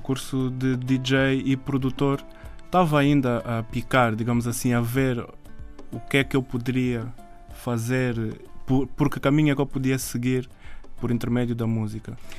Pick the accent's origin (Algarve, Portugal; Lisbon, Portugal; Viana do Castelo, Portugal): Lisbon, Portugal; Mem Martins; eu sou original de Lisboa, nasci em Portugal, Lisboa, e cresci em Mem Martins